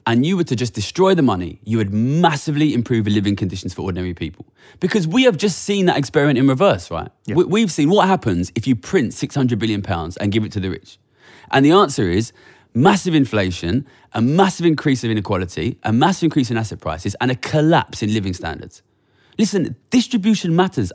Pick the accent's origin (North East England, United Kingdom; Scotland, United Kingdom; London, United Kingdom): London, United Kingdom; Ilford; I come from Ilford